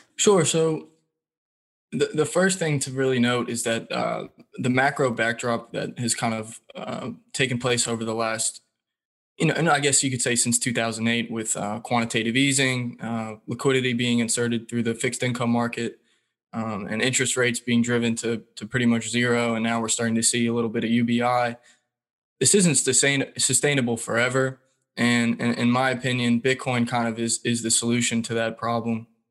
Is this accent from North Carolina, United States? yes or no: yes; Raleigh, North Carolina, United States; I grew up in the Raleigh, North Carolina area.